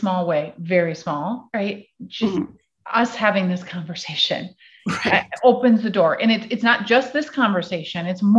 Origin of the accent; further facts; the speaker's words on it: Midwest, United States; because I grew up in the Midwest and I'm white is wrong.